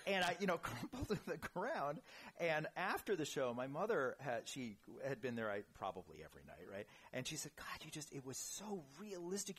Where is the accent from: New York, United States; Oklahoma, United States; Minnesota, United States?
New York, United States; New York City; moved away; born and raised in New York City